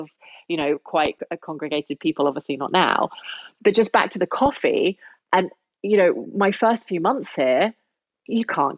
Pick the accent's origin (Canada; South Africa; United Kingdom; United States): United Kingdom; London; moved away as an adult; now in Berlin, Germany; I am the Londoner